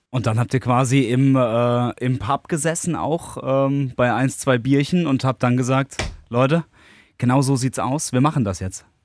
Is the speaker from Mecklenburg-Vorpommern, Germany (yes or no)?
no; Worms, Rhineland-Palatinate, Germany; für mich als äh, gebürtiger Wormser